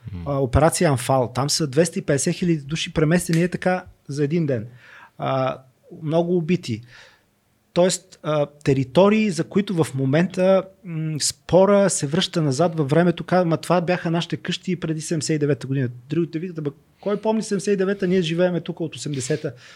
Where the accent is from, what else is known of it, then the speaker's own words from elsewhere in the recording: Northwestern Bulgaria, Bulgaria; Аз все пак съм роден в Северо-Западна България